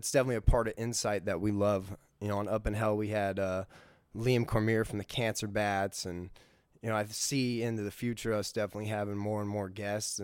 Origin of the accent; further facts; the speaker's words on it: United States; born, raised in America